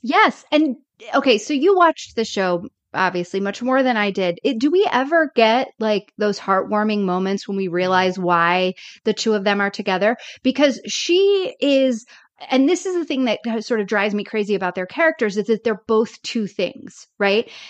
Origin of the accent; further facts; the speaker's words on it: the South, United States; moved away as an adult; I grew up in the South